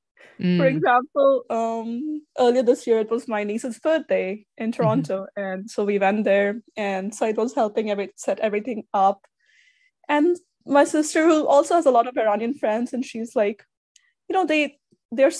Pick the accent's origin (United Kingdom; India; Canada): India; moved away as an adult; now in United States; I grew up in India. I came to the US for grad school